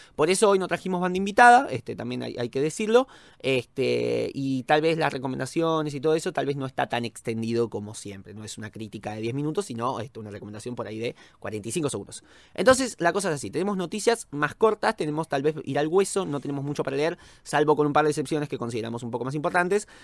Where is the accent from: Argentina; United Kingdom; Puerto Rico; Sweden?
Argentina; como argentino